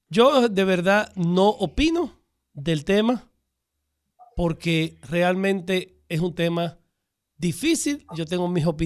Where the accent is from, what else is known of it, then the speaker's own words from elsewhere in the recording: Santo Domingo, Distrito Nacional, Dominican Republic; Yo nací por Roy en la capital.